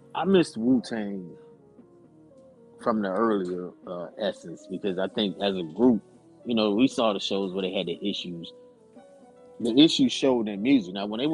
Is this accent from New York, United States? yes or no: no; Killeen, Texas, United States; Growing up there, it's like it's a melting pot.